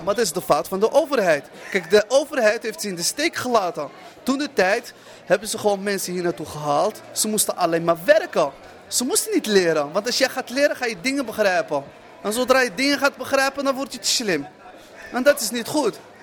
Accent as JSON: {"language": "Dutch", "country": "Morocco", "moved": "yes", "lives_now": "Netherlands", "said": "ik ben Marokkaan, ik ben moslim"}